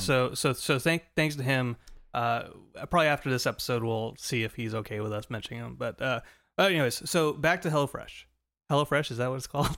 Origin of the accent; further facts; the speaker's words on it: Southern California, United States; moved away; also born or lived in Colorado; a kid growing up in Southern California